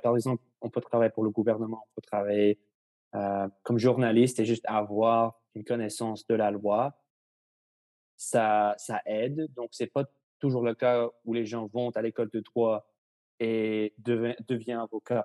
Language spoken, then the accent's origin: French; Victoria, British Columbia, Canada; also born or lived in Ottawa; now in Vancouver, Canada; je suis né à Ottawa, mais je, on a déménagé, ma famille et moi, à Victoria quand j'avais 7 ans. Et maintenant, je habite à, à Vancouver